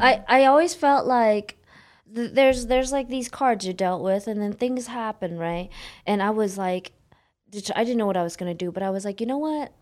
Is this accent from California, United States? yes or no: yes; Oakland, California, United States; also born or lived in San Jose, California; I grew up in Oakland, California